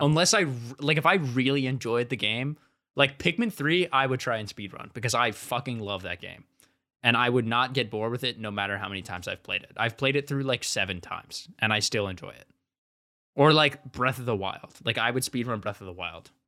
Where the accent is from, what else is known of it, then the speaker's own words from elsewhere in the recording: Ohio, United States; I'm from Ohio